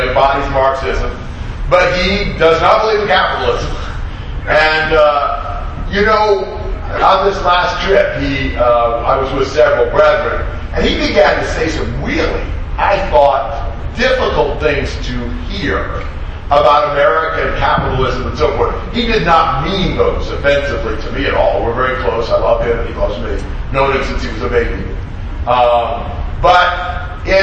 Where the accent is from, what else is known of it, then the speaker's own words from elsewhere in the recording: United States; moved away as an adult; now in Brazil; I grew up here, I'm American